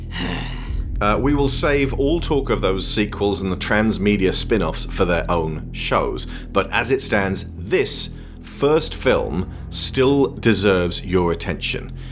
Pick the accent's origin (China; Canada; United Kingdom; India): United Kingdom; in the UK, because the Australian soap opera is such a keystone of our culture